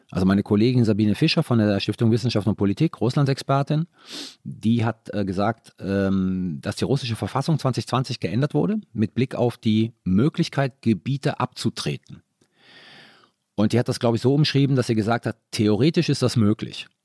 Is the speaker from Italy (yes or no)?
yes; Italy; Bundeswehr hat sich ja für mich nicht gestellt. Ich war Italiener.